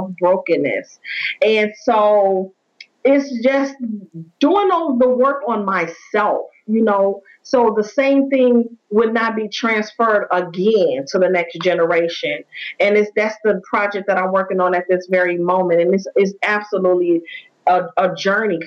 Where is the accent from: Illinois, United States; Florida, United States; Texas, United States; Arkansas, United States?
Illinois, United States; Chicago; I am from Chicago, Illinois, born and raised.